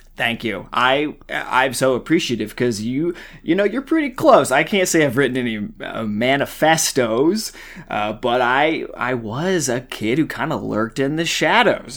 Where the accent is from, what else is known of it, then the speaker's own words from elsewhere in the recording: the Ozarks, United States; I grew up in the Ozarks